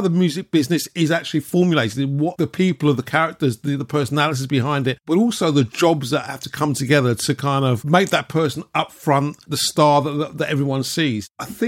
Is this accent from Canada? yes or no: no; London, United Kingdom; as a Londoner born and bred, you know, that kind of musical melting pot and cultural melting pot of all the musical styles